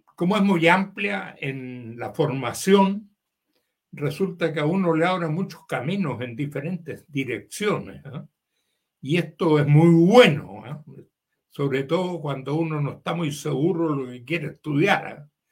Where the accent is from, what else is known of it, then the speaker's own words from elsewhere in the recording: Valparaíso, Chile; also born or lived in Santiago, Chile / Davis, California, United States / Limache, Chile; yo viví con ellos en mi juventud temprana, hasta los 12 años por ahí, cuando estudié en la escuela italiana en Valparaíso